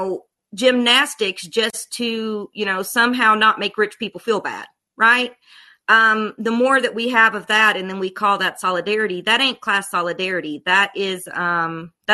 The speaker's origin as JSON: {"language": "English", "area": "Appalachia", "region": "Kentucky", "country": "United States", "tie": "born or raised there", "said": "I'm from poverty. I grew up in a damn trailer park. You know, I'm from Appalachia."}